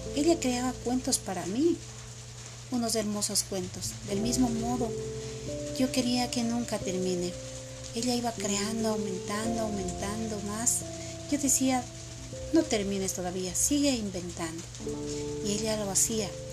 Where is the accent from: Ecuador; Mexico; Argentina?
Ecuador; Multitud, Chimborazo; Esa cultura era de ahí, de mi pueblo. Era en un sector que pertenece a la U C I, en la, en una parroquia se, que se llama Multitud.